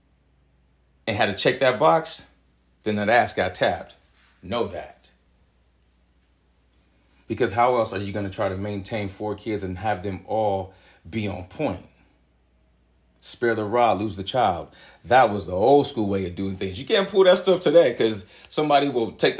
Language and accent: English; San Jose, California, United States; growing up in Southside San Jose, for the time I was living over there